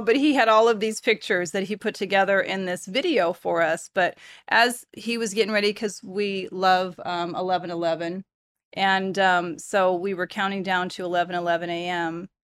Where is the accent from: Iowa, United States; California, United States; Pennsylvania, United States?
California, United States; Bay Area; moved away; also born or lived in Portland; I'm from the Bay Area